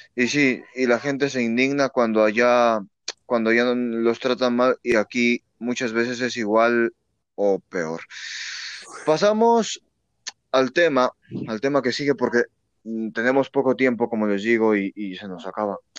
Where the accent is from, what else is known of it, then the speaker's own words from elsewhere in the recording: Mexico; aquí en México también pasamos por eso